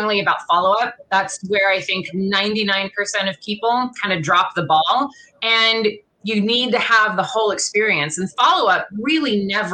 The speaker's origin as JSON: {"language": "English", "town": "Los Angeles", "region": "California", "country": "United States", "tie": "born or raised there", "said": "I grew up here in Los Angeles"}